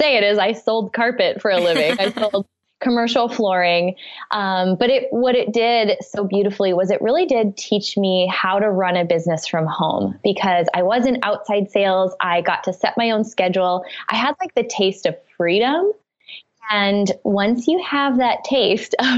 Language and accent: English; Wisconsin, United States; I grew up in the Midwest. I went to college in Wisconsin, where I'm originally from.